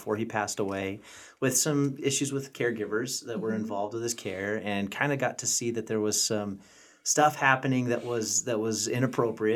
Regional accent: Mesa, Arizona, United States; also born or lived in Colorado; So I'm actually from Mesa. I grew up here

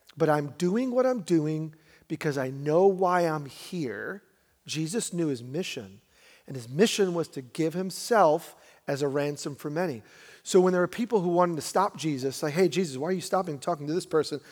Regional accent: New York, United States; also born or lived in Brooklyn; my wife and I, we grew up in New York, and we were both middle class

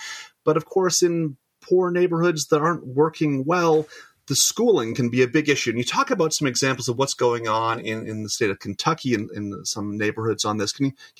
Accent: Windsor, Ontario, Canada; The answer is my hometown of Windsor.

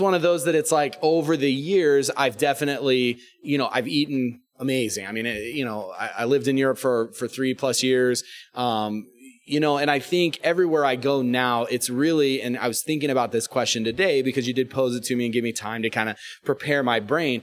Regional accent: Sarasota, Florida, United States; moved away; we grew up in Sarasota

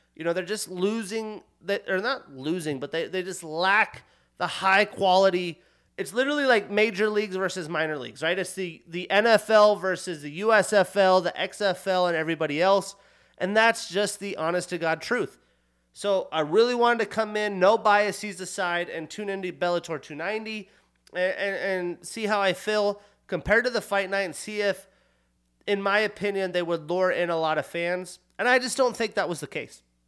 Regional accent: United States; also born or lived in Montana / Wyoming; growing up in Montana, Wyoming

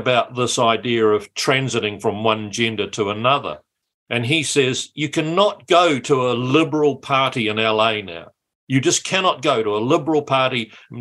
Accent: Matamata, Waikato, New Zealand; I grew up in Matamata and went to Matamata College

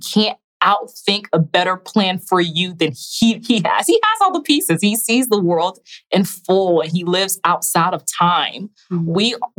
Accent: Haiti; also born or lived in Raleigh, North Carolina; now in Burlington, United States; I'm a proud Haitian. I was born in Haiti

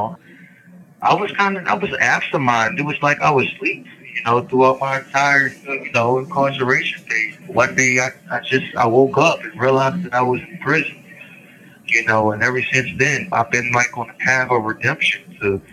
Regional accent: Roanoke, Virginia, United States; I'm from Roanoke, Virginia

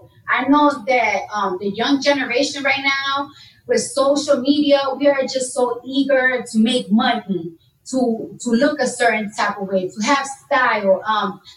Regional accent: New York City, New York, United States; I'm from New York, so when you're in high school or middle school, they give you a free metro card

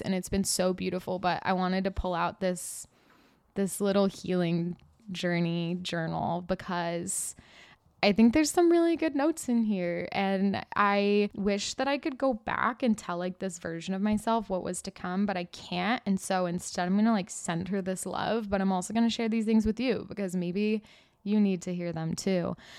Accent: California, United States; I grew up in California

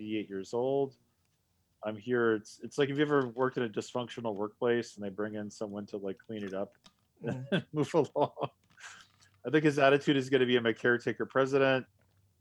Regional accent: United States; As an American

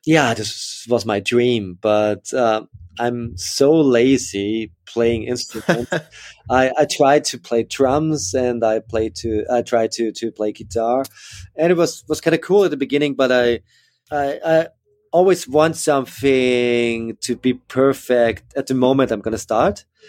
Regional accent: Upper Austria, Austria; also born or lived in Linz; I grew up in, in, in Austria, in Upper Austria, in a, in a small village, uh, but then moved to Linz

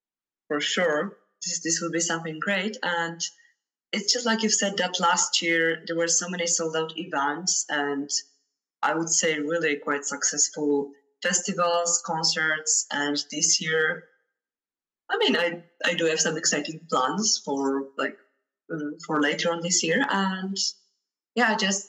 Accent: Poland; first language Polish; English is a second language; now in Portugal; I'm originally from Poland, but at the moment I live in Portugal.

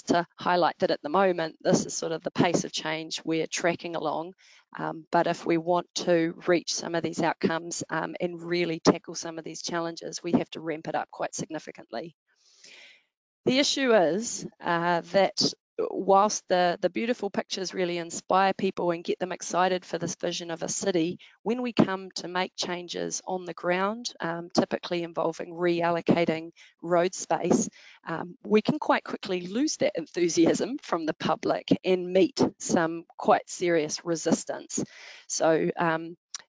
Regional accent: Wellington, New Zealand; Wellington, my hometown.

